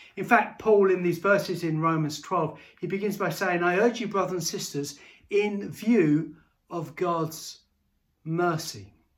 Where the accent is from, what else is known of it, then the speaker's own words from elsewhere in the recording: Bedford, East of England, United Kingdom; I grew up in Bedford and, uh, uh, and was lived in Bedford for many years and went to school all through Bedford